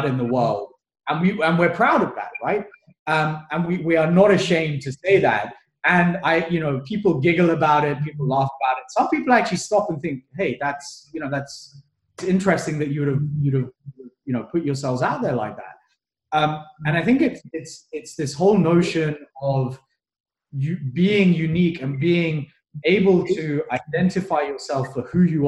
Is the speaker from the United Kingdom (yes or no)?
yes; United Kingdom; moved away as an adult; also born or lived in Kenya / Papua New Guinea / Australia; born in Africa, colonial, grew up in the UK, colonial